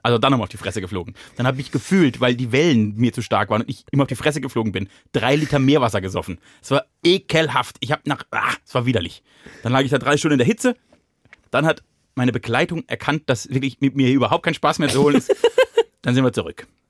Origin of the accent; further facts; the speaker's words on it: Germany; ich bin Deutscher